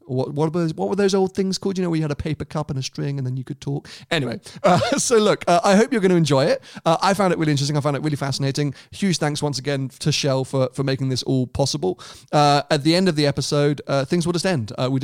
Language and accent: English; Monaco; growing up in Monaco, you are literally surrounded by Ferraris because they are every other car.